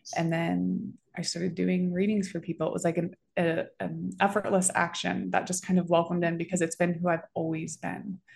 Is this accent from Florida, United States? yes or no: yes; Florida, United States; moved away as an adult; now in Denver, United States; I'm from Florida